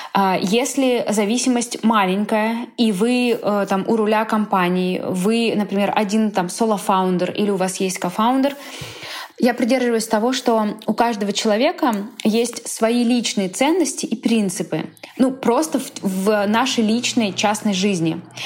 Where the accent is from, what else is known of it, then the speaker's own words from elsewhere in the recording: Moscow, Russia; moved away as an adult; now in Barcelona, Spain; мы вообще из Москвы